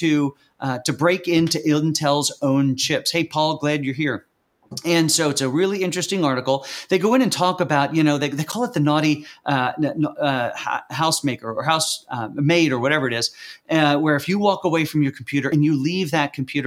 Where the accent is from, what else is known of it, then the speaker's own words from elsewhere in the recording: York, Pennsylvania, United States; I was born in York, Pennsylvania, not far from Lancaster in Lancaster County